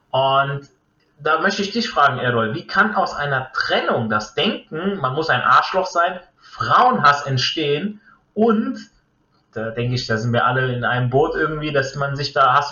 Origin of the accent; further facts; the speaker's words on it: Italy; ich jetzt als Italiener bringe jetzt mal den, den Beispiel, das Beispiel Ferrari.